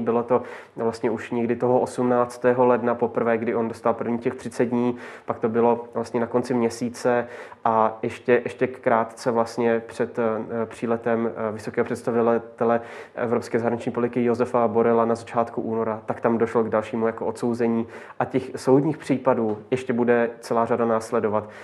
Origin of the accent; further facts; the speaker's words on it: Czechia; tady u nás v Čechách